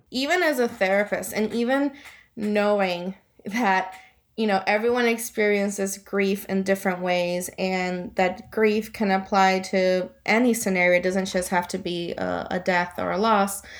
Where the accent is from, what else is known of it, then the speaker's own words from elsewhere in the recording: Guaynabo, Puerto Rico; also born or lived in Florida; now in Wethersfield, United States; I was born and raised in Puerto Rico. I'm from Guaynabo originally.